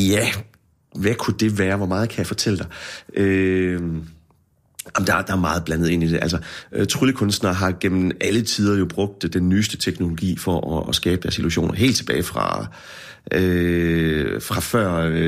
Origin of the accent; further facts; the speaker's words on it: Herning, Central Denmark Region, Denmark; now in Aarhus, Denmark; da jeg flyttede fra Herning til Aarhus, der troede jeg virkelig, nu skulle jeg til Storbyen